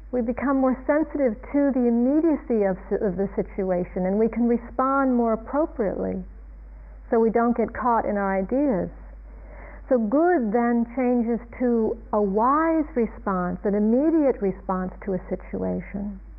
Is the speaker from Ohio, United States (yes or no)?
yes; Ohio, United States; moved away; I was growing up in a suburban town in a place called Ohio, Ohio in the United States